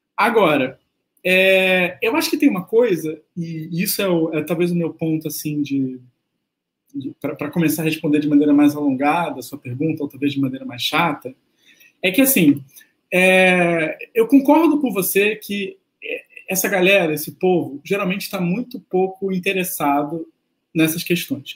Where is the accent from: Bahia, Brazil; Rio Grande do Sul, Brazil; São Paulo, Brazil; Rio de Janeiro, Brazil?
Rio de Janeiro, Brazil; eu sou do Rio